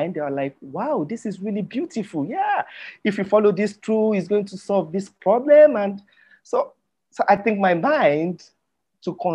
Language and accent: English; Yorubaland, Nigeria; first language Yoruba; English is a second language; my native tongue is called Yoruba language.